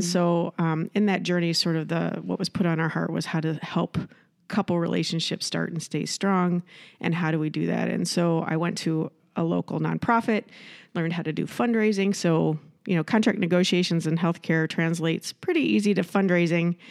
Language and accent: English; Iowa, United States; moved away as an adult; also born or lived in Southern California; now in Rochester, United States; I'm from Iowa